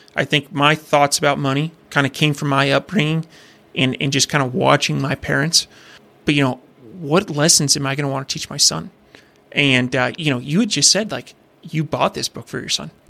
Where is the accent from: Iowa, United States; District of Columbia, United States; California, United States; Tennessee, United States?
Iowa, United States; growing up in Iowa